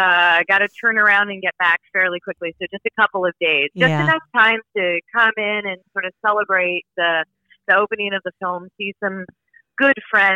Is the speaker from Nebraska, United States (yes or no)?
yes; Omaha, Nebraska, United States; born or raised there; moved away